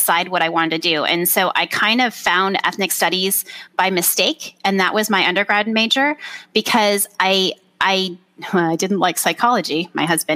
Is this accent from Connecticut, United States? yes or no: no; Orange County, California, United States; moved away as an adult; also born or lived in Washington; I was raised in Orange County